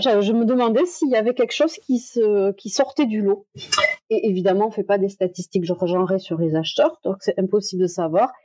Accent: Toulouse, Occitania, France; je suis de Toulouse

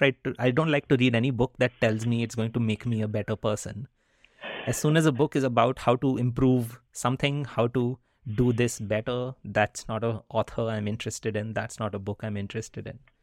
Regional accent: India; first language Hindi; English is a second language; moved away; when I was growing up in India.

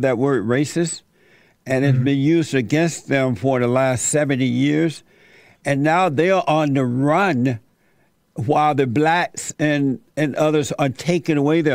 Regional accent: Alabama, United States; I grew up in Alabama under the Jim Crow laws

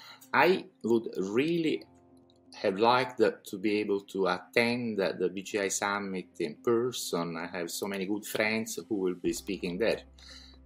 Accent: Naples, Campania, Italy; moved away as an adult; I am Italian, by the way. I was born in Napoli, but I moved from my country very young, right after studying in college

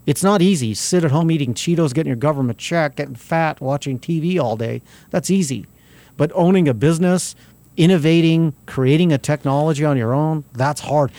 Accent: Albuquerque, New Mexico, United States; I grew up on South Broadway

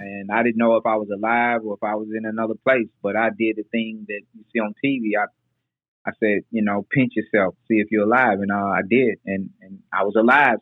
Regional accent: Nashville, Tennessee, United States; we moved from South Nashville uh, to Northeast Nashville.

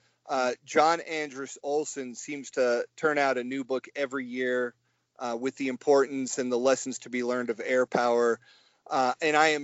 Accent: Kennesaw, Georgia, United States; born and raised in Kennesaw, Georgia, right outside of Atlanta

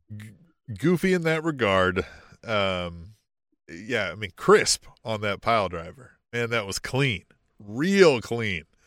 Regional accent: Manhattan, Kansas, United States; I grew up in Manhattan, Kansas.

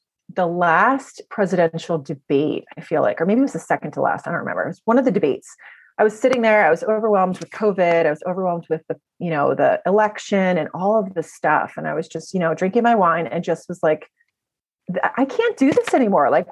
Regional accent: New Jersey, United States; moved away as an adult; now in Maryland, United States; I'm originally from New Jersey, but I'm a Maryland transplant

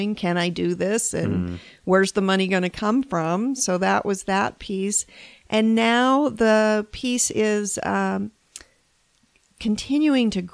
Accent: Phoenix, Arizona, United States; moved away; Well, I'm from Phoenix, but moved away for 20 years. So I came back to Phoenix when I made this jump.

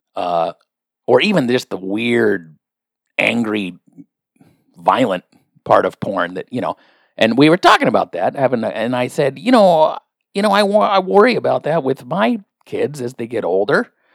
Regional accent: the Northwest, Pacific Northwest, United States; I'm from the Northwest.

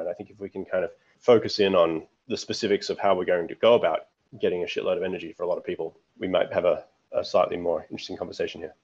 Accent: Australia; growing up in Australia

